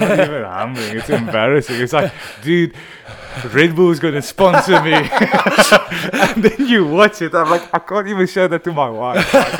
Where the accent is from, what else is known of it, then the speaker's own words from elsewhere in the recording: Stellenbosch, Western Cape, South Africa; Like when I grew up in Stellenbosch, and it was almost like if you don't go to Cool Bay and you go to Strand, you're a bit of a pussy.